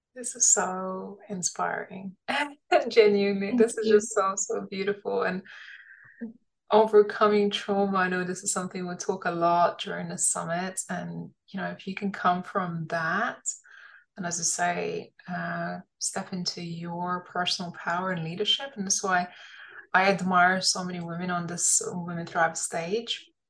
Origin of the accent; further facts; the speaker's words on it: London, United Kingdom; I was an immigrant when I was young. And I, you know, I really appreciated growing up in London